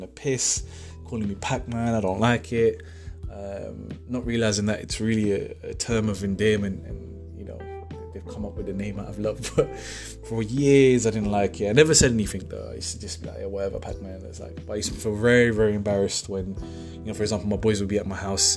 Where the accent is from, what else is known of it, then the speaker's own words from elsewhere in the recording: Pakistan; I'm from Pakistan